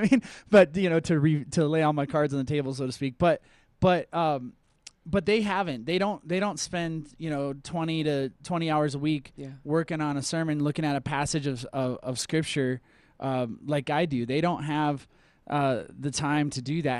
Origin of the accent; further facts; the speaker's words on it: Minnesota, United States; now in Colorado, United States; I'm from Minnesota